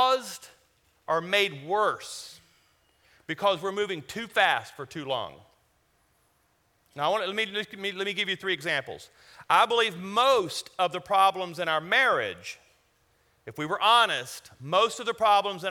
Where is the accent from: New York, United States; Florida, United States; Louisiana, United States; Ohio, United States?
Louisiana, United States; now in Colorado, United States; I'm from Louisiana.